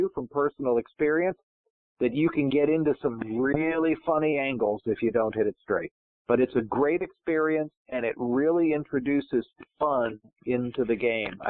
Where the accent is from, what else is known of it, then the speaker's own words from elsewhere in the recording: Pittsfield, Massachusetts, United States; now in Johns Creek, United States; growing up in Western Massachusetts